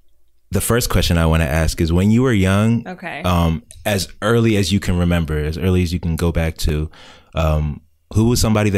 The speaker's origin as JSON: {"language": "English", "area": "Montgomery County", "region": "Maryland", "country": "United States", "tie": "born or raised there", "said": "I've been in Mo County most of my life too."}